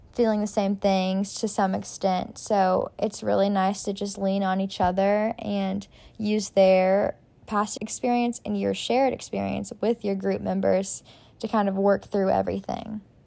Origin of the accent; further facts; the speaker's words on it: Lexington, Kentucky, United States; I'm originally from Lexington, Kentucky, so U K is home for me.